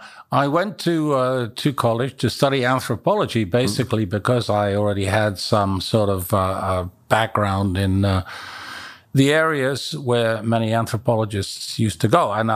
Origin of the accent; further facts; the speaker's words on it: Kenya; And you know, I was raised in Kenya. I was in boarding school in Nairobi when the Leakeys were making their big discoveries.